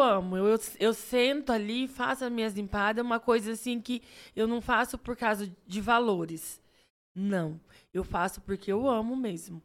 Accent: Três Lagoas, Mato Grosso do Sul, Brazil; also born or lived in Andradina; eu não sou nascida em Três Lagoas. e Mas quando eu vim para Três Lagoas, eu vim com seis anos. Então, Isso. assim, eu cresci aqui, né? Então, assim, minha cidade natal é aqui pertinho, Andradina

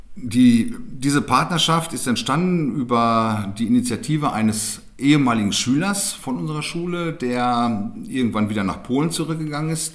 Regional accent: Germany; bei uns in Deutschland

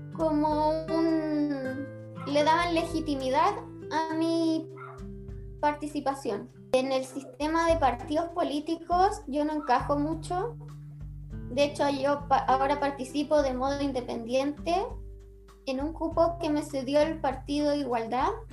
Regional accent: Chile; Chile somos una sociedad latinoamericana

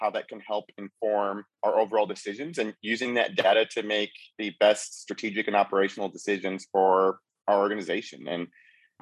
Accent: Cleveland, Ohio, United States; moved away as an adult; also born or lived in Evanston, Illinois; now in San Francisco, United States; I was born and raised in Cleveland.

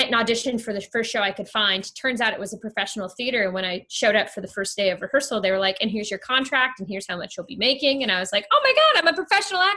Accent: Ohio, United States; moved away as an adult; also born or lived in Kentucky; I didn't grow up in Kentucky. I grew up in Ohio, neighboring states, a little more east

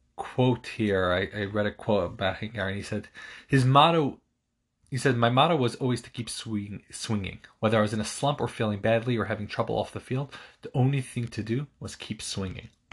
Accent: New York, United States; my hometown New York Yankees

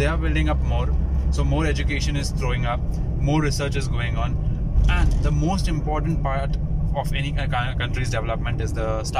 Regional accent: India

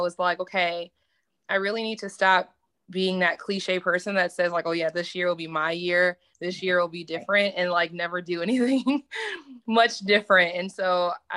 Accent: Detroit, Michigan, United States; moved away as an adult; now in Tulsa, United States; I'm originally from Detroit, Michigan, but now residing in Tulsa, Oklahoma

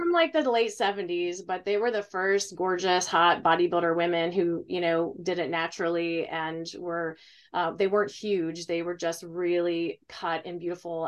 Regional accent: Ohio, United States; I'm from Ohio

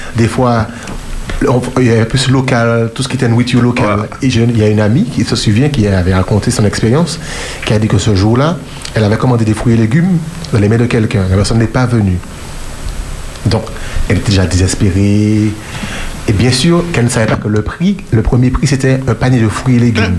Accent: Martinique; chez nous, à la Martinique

